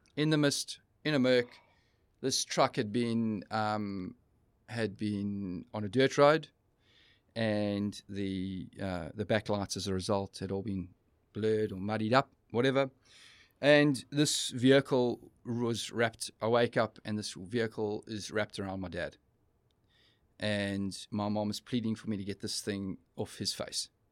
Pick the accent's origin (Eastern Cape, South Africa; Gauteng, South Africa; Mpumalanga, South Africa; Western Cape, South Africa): Eastern Cape, South Africa; East London; We, we're traveling from Joburg to, uh, to our hometown of East London